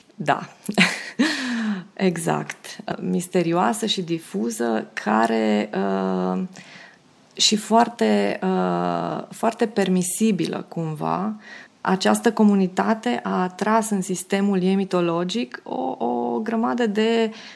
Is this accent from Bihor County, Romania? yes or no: no; Hunedoara, Hunedoara County, Romania; also born or lived in Pitești, Romania / Dobrogostea, Romania; now in Belgrade, Serbia; la șapte ani uh, părinții m-au, uh, m-au luat acasă la Hunedoara, unde primiseră amândoi repartiție, fiind economiști